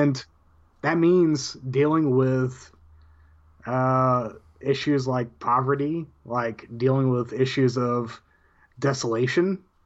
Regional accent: Amarillo, Texas, United States; also born or lived in Canyon, Texas; From, from the Panhandle of Texas

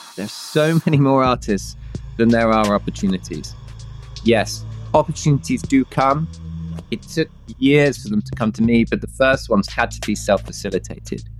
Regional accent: Bedfordshire, East of England, United Kingdom; I grew up in the UK in a small town in a county called Bedfordshire.

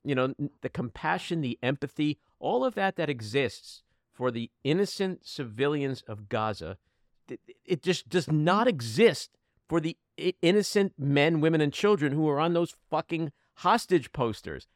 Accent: United States; As an American Jew and a, a left winger

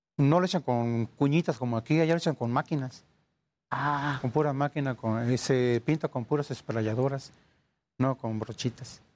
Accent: Poza Rica, Veracruz, Mexico; now in Ecatepec, Mexico; Yo soy este, originario del estado de Veracruz, soy de Poza Rica

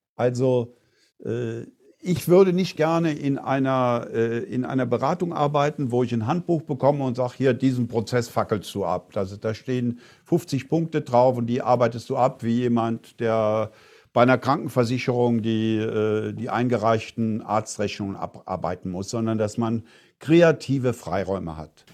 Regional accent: Eifel, Germany; moved away; meine Heimat in der Eifel

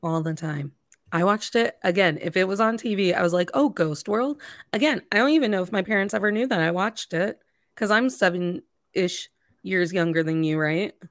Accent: Indiana, United States; I grew up in Indiana

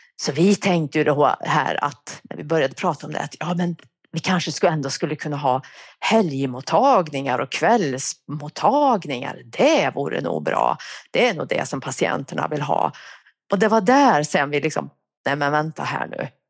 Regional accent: Värmland, Sweden; accent: Värmland dialect; now in Uppsala, Sweden; jag kommer från Värmland. Det kanske hörs. Jag har bott i Uppsala i ja, över 30 år, men den där dialekten den försvinner tydligen inte

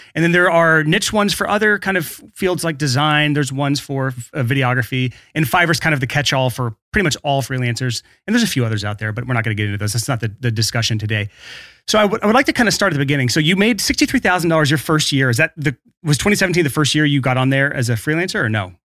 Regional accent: Alabama, United States; my home state

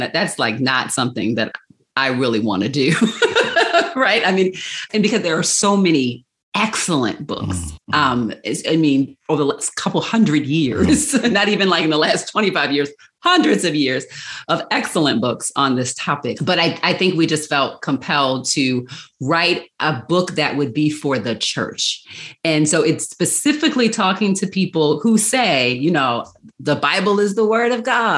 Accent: Baltimore, Maryland, United States; I am from Charm City, Baltimore, Maryland. And y'all know, I love my city. Mm-hmm. So yeah, that's where I was born and raised.

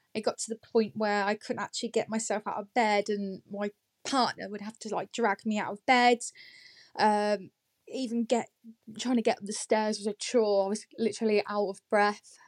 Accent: Northampton, East Midlands, United Kingdom; moved away as an adult; now in Market Harborough, United Kingdom; Originally, I am from Northampton. Um, I've been living here just over a year now

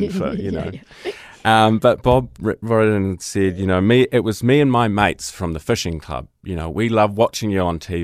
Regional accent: New Zealand; I'm gay from New Zealand.

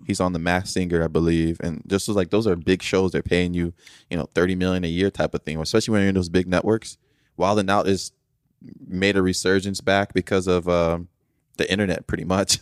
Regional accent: Nigeria; I'm from Nigeria

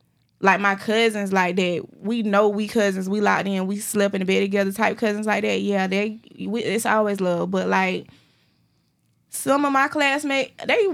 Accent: Darlington, South Carolina, United States; I'm from Darlington.

